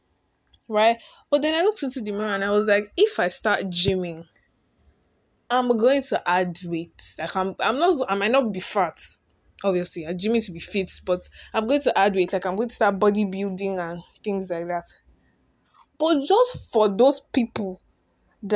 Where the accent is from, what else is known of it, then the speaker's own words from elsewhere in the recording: Lagos, Nigeria; I'm simply Nigerian, born and bred in Lagos State